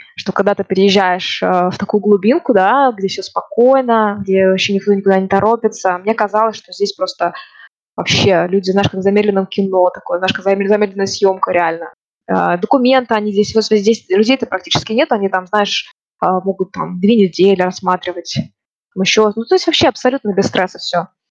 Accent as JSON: {"language": "Russian", "town": "Ufa", "region": "Bashkortostan", "country": "Russia", "tie": "born or raised there", "also_born_or_lived": "Moscow, Russia", "moved": "as an adult", "lives_now": "Norway", "said": "я родом из Уфы"}